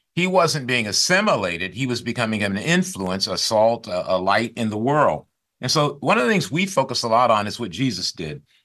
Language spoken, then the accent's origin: English; Grand Rapids, Michigan, United States; now in Silicon Valley, United States; I grew up in Grand Rapids, Michigan